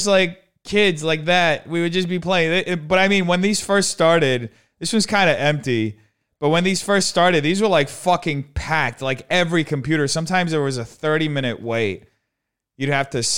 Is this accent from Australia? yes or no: no; Brazil; moved away; also born or lived in New Jersey, United States / Brooklyn, New York, United States; growing up in Brazil